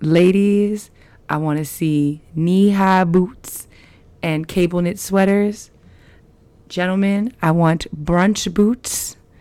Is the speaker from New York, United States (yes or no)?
yes; New York City, New York, United States; moved away; I'm from Queens and I grew up on a block with people from the island